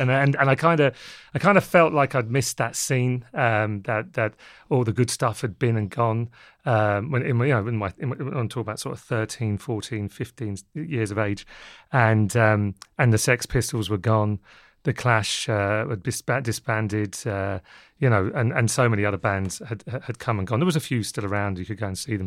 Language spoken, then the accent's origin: English; London, United Kingdom; also born or lived in Wexford, Ireland (parents' origin); they reared myself, my sister, and my brother in London